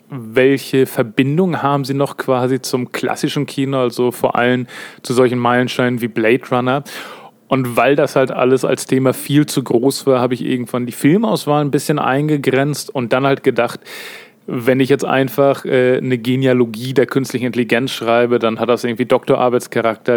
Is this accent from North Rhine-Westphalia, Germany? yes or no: no; Kiel, Schleswig-Holstein, Germany; ursprünglich bin ich hier äh, nordisches Urgestein in Kiel geboren und aufgewachsen